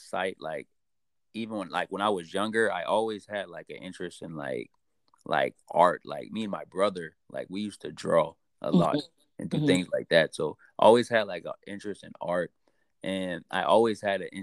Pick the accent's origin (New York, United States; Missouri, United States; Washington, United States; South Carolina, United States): South Carolina, United States; Charleston; moved away as an adult; also born or lived in Maryland; I grew up in Charleston. I lived in Maryland for a little while. I was in the Merchant Marines. Then I came back here